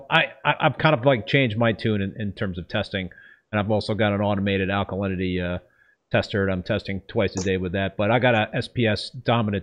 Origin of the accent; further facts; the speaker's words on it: Westchester County, New York, United States; I grew up in Westchester County